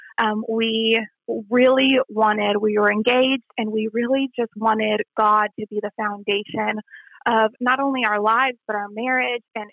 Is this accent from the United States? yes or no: yes; El Paso, Texas, United States; I grew up in Texas in a small West Texas town of El Paso